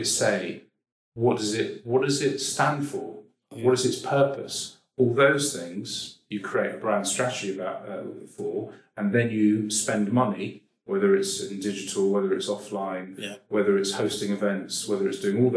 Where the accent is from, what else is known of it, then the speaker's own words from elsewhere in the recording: London, United Kingdom; I'm probably Jewish because I'm a boring guy from Northwest London